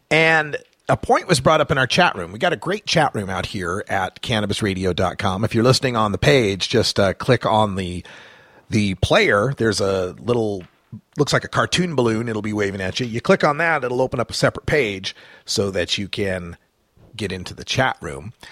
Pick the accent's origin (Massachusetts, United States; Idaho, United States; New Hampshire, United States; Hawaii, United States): Idaho, United States; I came from Idaho and I understand that mentality